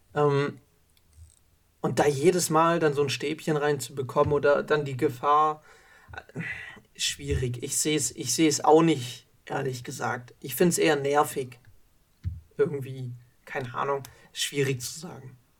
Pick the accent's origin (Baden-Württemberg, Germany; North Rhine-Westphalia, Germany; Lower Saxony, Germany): Baden-Württemberg, Germany; bei uns in Baden-Württemberg